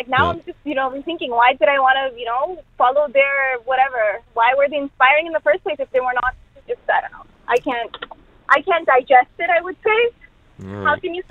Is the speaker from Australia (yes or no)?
no; Pakistan; moved away; Actually, I'm originally from Pakistan.